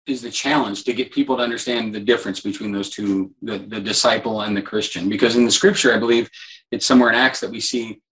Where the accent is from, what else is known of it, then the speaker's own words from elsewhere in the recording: Midwest, United States; I was an American and grew up in the Midwest